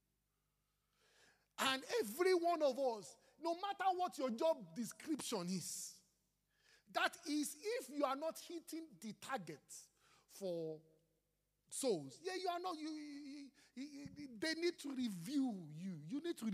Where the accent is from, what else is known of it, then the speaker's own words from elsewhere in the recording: Nigeria; I am blessed to be a Nigerian.